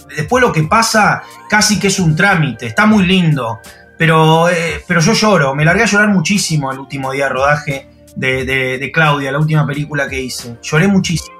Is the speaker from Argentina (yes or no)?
yes; Argentina; soy argentino